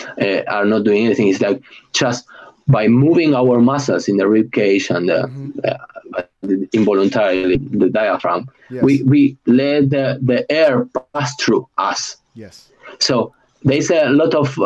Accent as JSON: {"language": "English", "country": "Argentina", "accent": "Argentinian", "second_language": "English", "moved": "yes", "said": "anybody who knows an Argentinian will say, yeah, he is Argentinian. Not because I can, because of my accent"}